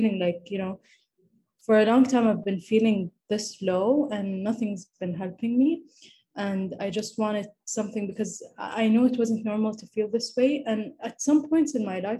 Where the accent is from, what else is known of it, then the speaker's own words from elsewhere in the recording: Saudi Arabia; I'm from Saudi Arabia.